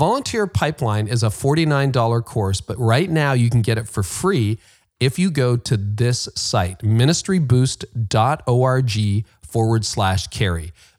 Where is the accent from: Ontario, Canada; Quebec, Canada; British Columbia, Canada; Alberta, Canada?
Ontario, Canada; Windsor; born there; well, funny I was born in Windsor, so I know Michigan.